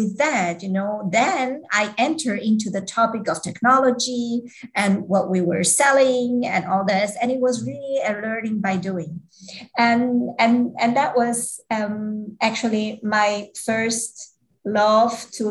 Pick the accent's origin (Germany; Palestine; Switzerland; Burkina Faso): Switzerland; I was born in Switzerland and I was grow up here